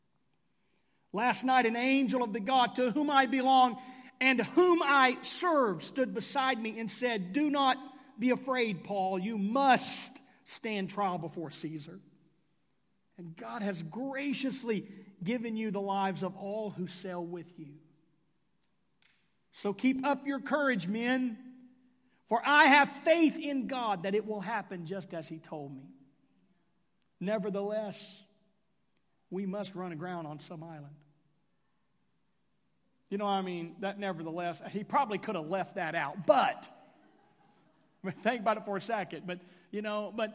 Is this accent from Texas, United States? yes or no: yes; Houston, Texas, United States; now in Oklahoma, United States; I was raised in Houston.